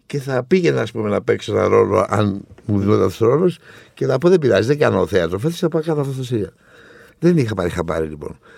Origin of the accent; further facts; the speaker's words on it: Thessaloniki, Central Macedonia, Greece; Εγώ λέω ότι είμαι Θεσσαλονίκη, αλλά η καταγωγή μου είναι από την Κρήτη.